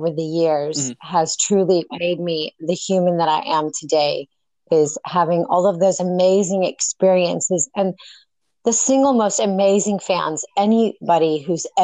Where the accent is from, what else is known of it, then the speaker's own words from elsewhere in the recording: North Hollywood / Northern California, United States; also born or lived in Mendocino County, California; I was born in North Hollywood, and I was raised between two parents. my mother was in Northern California, Mendocino County, and my dad was in Hollywood